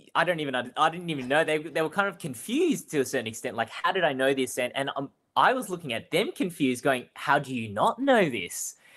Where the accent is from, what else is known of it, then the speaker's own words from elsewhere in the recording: Melbourne, Victoria, Australia; I grew up and was born and raised in Spring Vale